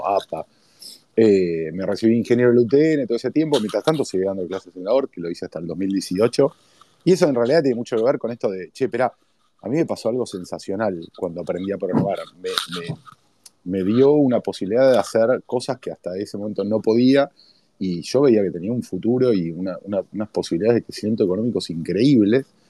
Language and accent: Spanish; Buenos Aires, Argentina; típico ruso, clase media, Villa Crespo. O sea, no es que vivía en Villa Crespo, vivía en Canin y Corrientes exactamente